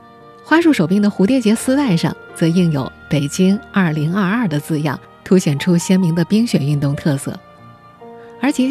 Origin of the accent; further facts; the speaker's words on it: Nanjing, Jiangsu, China; 作为一个南京人，这里我们得特别澄清一下，此绒花并不是南京绒花。